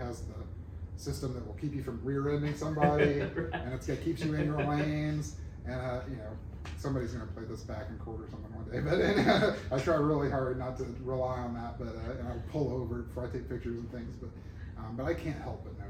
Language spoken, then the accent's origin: English; Alabama, United States; moved away as an adult; also born or lived in Murfreesboro, Tennessee / Atlanta, Georgia / Montgomery, Alabama; now in Shreveport, United States; I grew up in Alabama